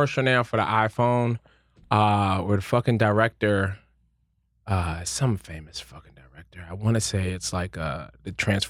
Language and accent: English; Philadelphia, Pennsylvania, United States; I'm from Philly.